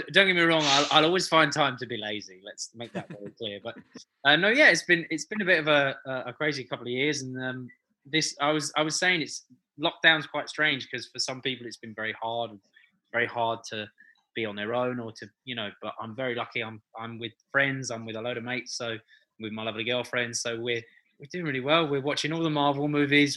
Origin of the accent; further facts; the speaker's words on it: London, United Kingdom; I'm such a London boy. I was born and bred in London, so this is this is my home